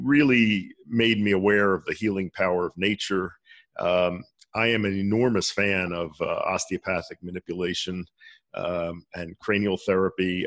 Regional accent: Philadelphia, Pennsylvania, United States; moved away; growing up in Philadelphia

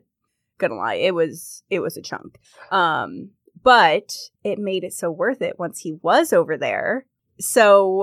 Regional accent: California, United States; moved away; also born or lived in London; I'm originally from California

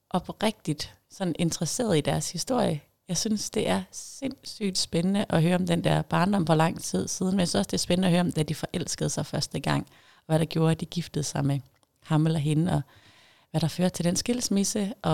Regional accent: Jutland, Denmark; accent: Jutlandic; now in Zealand, Denmark; nu ved jeg ikke, om jeg snakker jysk mere, jeg har boet længere tid på Sjælland. Men jeg håber da, at der stadigvæk er noget jysk derinde

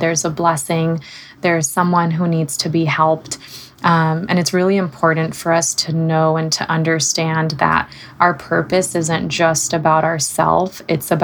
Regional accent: Southern California, United States; moved away as an adult; now in Seattle, United States; my husband and I moved from Southern California, where we both grew up. And we moved out to Seattle, Washington

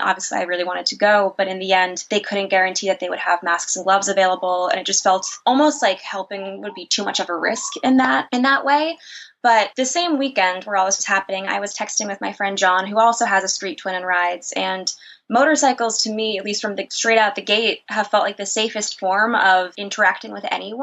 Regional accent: New York City, New York, United States; I'm from New York City.

